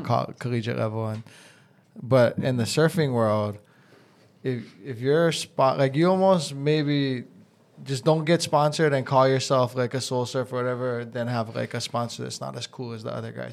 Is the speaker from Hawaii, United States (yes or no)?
yes; Hawaii, United States; growing up in Hawaii